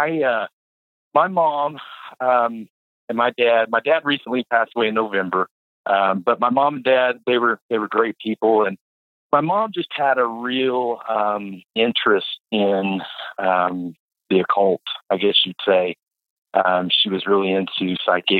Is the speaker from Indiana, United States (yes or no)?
no; Tulsa, Oklahoma, United States; the house that I grew up in was in Red Fork